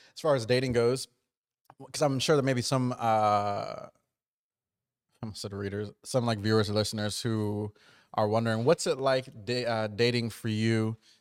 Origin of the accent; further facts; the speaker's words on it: New Jersey, United States; moved away; I grew up on the East Coast, but I grew up, like, in Jersey